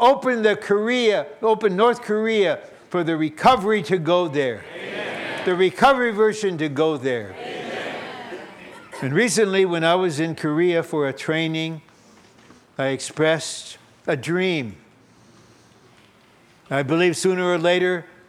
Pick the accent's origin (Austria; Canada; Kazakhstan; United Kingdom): Kazakhstan; moved away; I was born in Kazakhstan, I'm a Russian